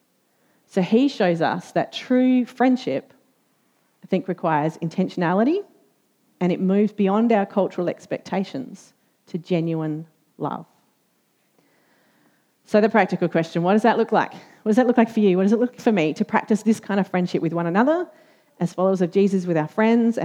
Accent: Australia; as an Australian

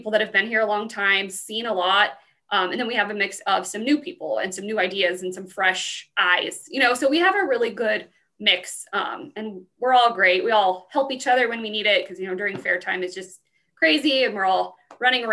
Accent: Pueblo, Colorado, United States; I'm from Pueblo, so I grew up coming to the fair for my entire life

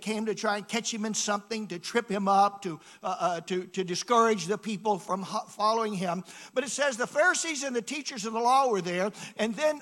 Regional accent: Atlanta, Georgia, United States; I grew up in Atlanta

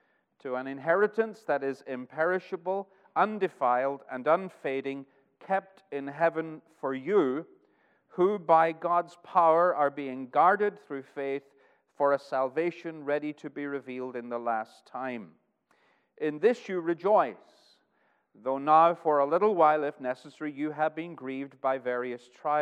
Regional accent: Northern Ireland, United Kingdom; now in Arkansas, United States; I've lived in Arkansas for almost 6 years, but my homeland is Northern Ireland. And the accent is changing, and it changes pretty much wherever I go.

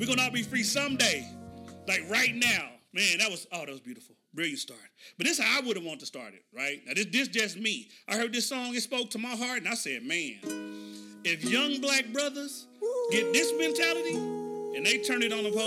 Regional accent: Oklahoma City, Oklahoma, United States; moved away; my hometown, Oklahoma City

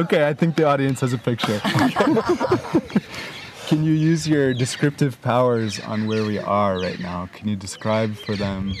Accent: Naperville, Illinois, United States; another suburb outside Chicago, like the one I grew up in, which was Naperville.

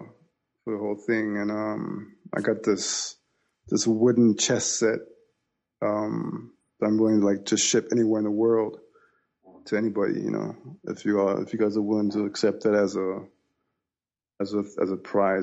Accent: Watts, California, United States; I was born and raised in Watts.

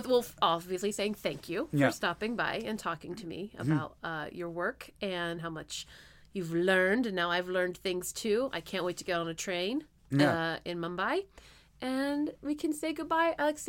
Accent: East Coast, United States; moved away; I'm from the East Coast originally.

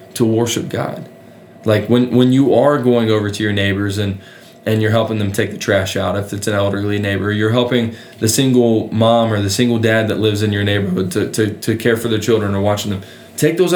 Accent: West Virginia, United States; moved away; I'm from West Virginia

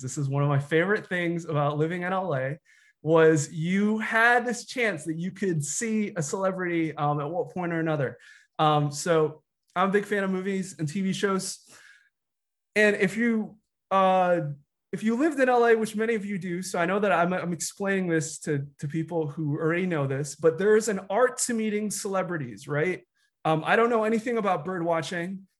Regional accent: Chicago, Illinois, United States; I was, uh, a kid growing up in Chicago in the nineties

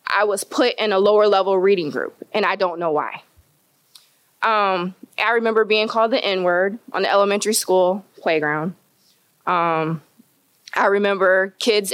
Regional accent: Kingsford Heights, Indiana, United States; I grew up in Kingsford Heights

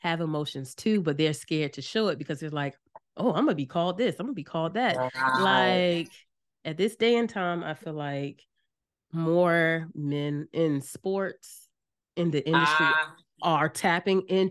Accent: Norfolk, Virginia, United States; moved away as an adult; now in Georgia, United States; we're from Norfolk. I've been here a year

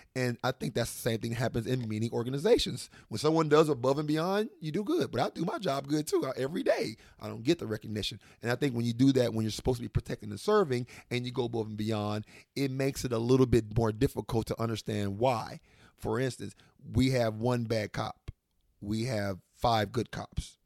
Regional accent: Washington, District of Columbia, United States; moved away; also born or lived in Arkansas / Little Rock, Arkansas; I grew up in Washington, D C

